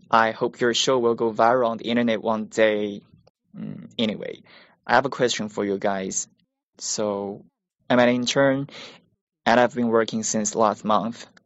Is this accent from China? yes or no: yes; South China, China; English is a second language; from South China.